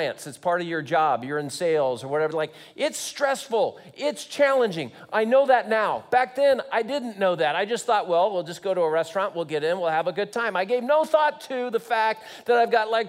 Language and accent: English; Long Beach, California, United States; moved away as an adult; also born or lived in Santa Barbara, California / Hawaii; now in Kansas, United States; I grew up in Long Beach, California, went to school in Santa Barbara, moved to Hawaii, and then I landed in Kansas.